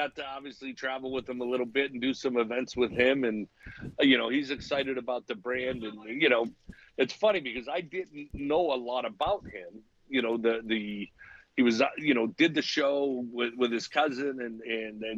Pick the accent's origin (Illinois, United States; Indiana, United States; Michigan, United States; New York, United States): Michigan, United States; Detroit; Born and raised in Detroit